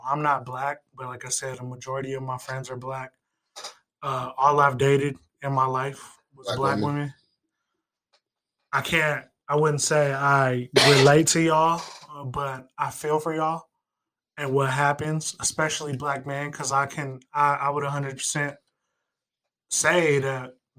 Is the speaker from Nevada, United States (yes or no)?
yes; Las Vegas, Nevada, United States; I grew up on the West Side. I grew up around Black people.